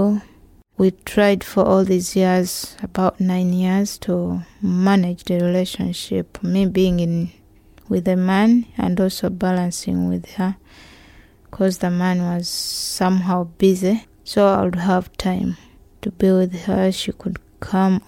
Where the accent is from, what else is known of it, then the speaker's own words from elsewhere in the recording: Uganda; moved away as an adult; now in United Kingdom; I'm from Uganda. I came to UK in 2013, November. I left Uganda because of my sexuality